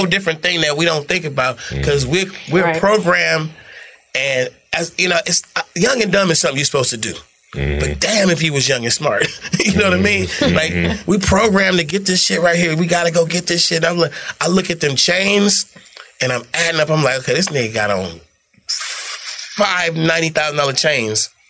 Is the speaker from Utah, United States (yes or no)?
no; California, United States; also born or lived in Atlanta, Georgia / Oakland; I'm from California